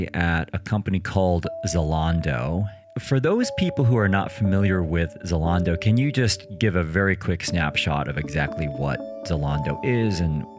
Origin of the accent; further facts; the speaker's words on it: United States; moved away; as you know, I'm originally from the United States, and I come here to Europe and I suddenly realize that everybody speaks at least two languages, sometimes three